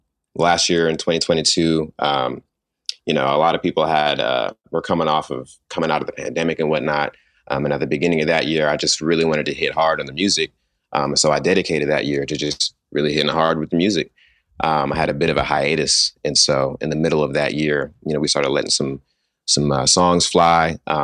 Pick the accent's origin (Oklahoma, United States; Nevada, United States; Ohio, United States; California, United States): California, United States; Sacramento; also born or lived in San Jose / New York; Sacramento, California. Yes, sir. I was born in San Jose, California. I actually lived in New York the first 10 years of my life as well.